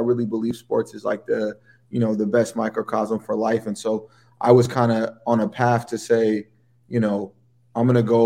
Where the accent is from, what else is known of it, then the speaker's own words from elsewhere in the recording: San Francisco, California, United States; also born or lived in Paris, France / Amsterdam, Netherlands; now in New York City, United States; my childhood was in San Francisco